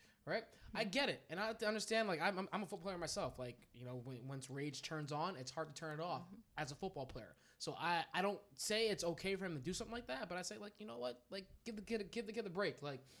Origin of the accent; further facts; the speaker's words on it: New Jersey, United States; now in Maine, United States; I'm from New Jersey.